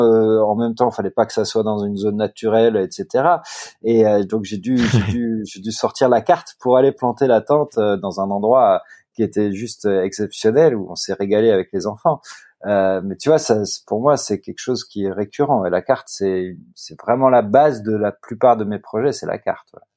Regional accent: Netherlands; Mes, deux parents sont néerlandais. Moi, je suis néerlandais aussi

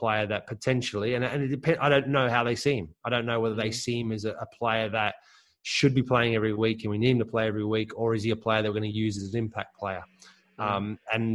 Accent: Australia; I was born in Australia, but of German parents, and I grew up

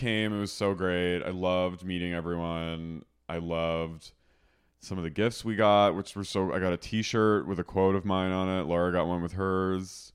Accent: Haddonfield, New Jersey, United States; moved away; my hometown, Haddonfield

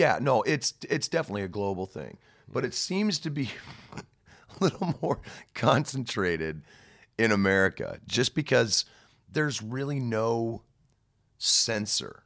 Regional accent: United States; as an American

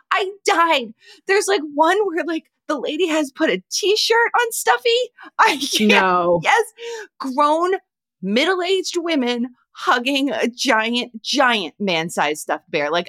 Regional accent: Canada; now in United States; I'm a Canadian living in rural Pennsylvania, so you'd think I'd have this down, but.

